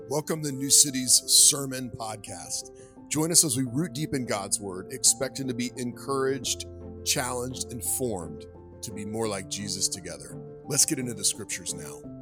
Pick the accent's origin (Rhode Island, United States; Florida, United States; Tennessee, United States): Florida, United States; South; moved away; also born or lived in Alabama; growing up in South Florida and going to Alabama